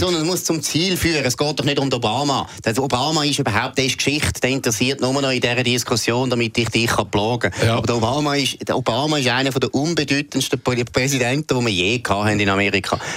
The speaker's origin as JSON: {"language": "German", "country": "Switzerland", "said": "als Schweizer"}